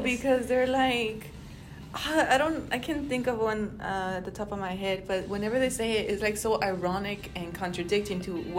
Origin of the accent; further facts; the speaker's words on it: Texas, United States; first language Spanish; English is a second language; also born or lived in Mexico; because I was born in Mexico, but I was raised in America.